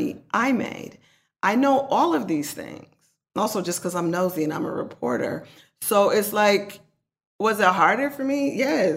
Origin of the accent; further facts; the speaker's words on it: Oakland, California, United States; I'm not going to act like I'm not from East Oakland, because I am.